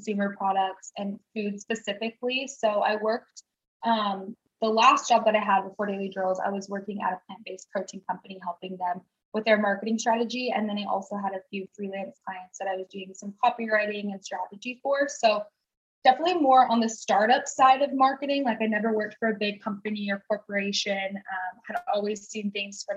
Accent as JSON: {"language": "English", "region": "Washington", "country": "United States", "moved": "as an adult", "lives_now": "Los Angeles, United States", "said": "I'm from Washington State. Kind of more of like a small town, like a hour south of Seattle"}